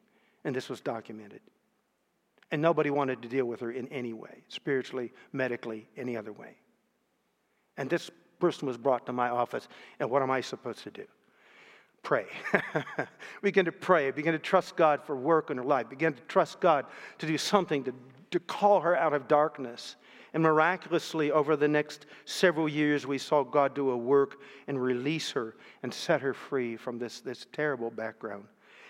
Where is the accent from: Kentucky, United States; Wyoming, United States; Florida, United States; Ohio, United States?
Ohio, United States; Canton; 14 years later, I came back to my hometown, Canton, Ohio. Took up a pastoral call there in one of the churches in my hometown.